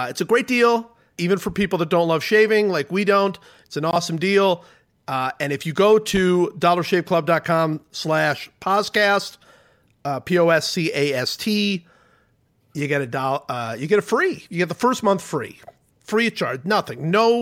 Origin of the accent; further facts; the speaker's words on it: Ohio, United States; I grew up in Ohio